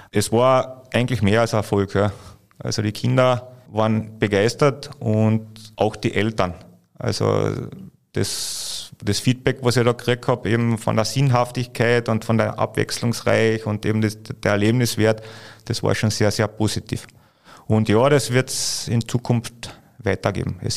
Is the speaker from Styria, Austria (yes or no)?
no; Carinthia, Austria; diese Einberufung des Nationalteams, vor allem als Kärntner, also wir waren ja nicht wirklich, Kärnten ist ja nicht bekannt für, für Basketball